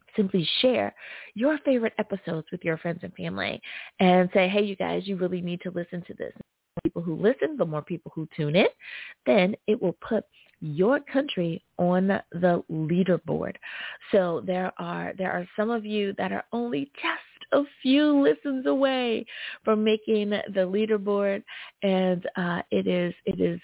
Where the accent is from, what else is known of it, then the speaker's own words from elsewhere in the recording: United States; my home country, the good old U.S